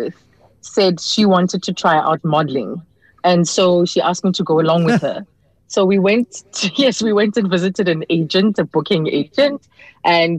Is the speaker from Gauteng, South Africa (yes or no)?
yes; Johannesburg, Gauteng, South Africa; I was a girl from Pimville, Soweto